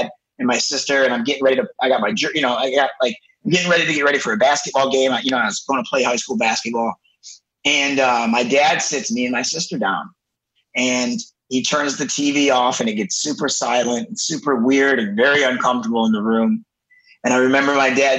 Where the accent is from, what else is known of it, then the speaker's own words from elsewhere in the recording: Detroit, Michigan, United States; I'm originally from Metro Detroit, so Detroit, Michigan. I grew up about 10 minutes from downtown Detroit